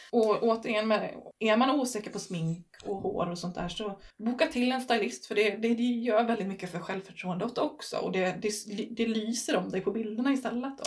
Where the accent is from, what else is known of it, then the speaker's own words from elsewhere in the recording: Stenungsund, Västra Götaland, Sweden; moved away as an adult; now in Herrljunga, Sweden; jag är från Stenungsund egentligen innan så att jag har bott från, vid kusten